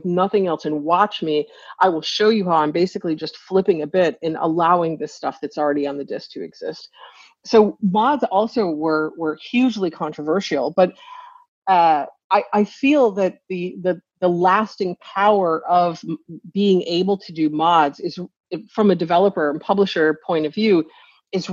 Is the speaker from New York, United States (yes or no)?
yes; Northern New York, United States; I grew up in Northern New York, as I've mentioned, and on the Canadian border